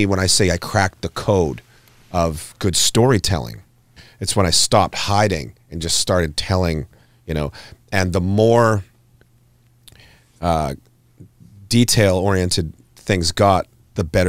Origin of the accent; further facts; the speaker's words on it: Hanna, Alberta, Canada; growing up in Hannah, and this is where I went to school